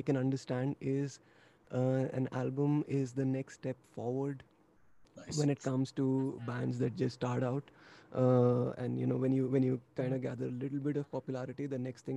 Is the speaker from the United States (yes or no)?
no; New Delhi, Delhi, India; we're basically an Indian folk metal band, if you may, from New Delhi, India.